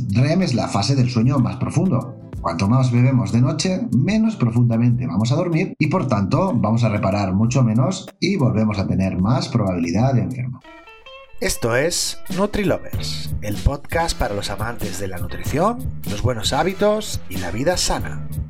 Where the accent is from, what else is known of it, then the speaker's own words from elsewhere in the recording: Spain; Lo digo como español o como persona mediterránea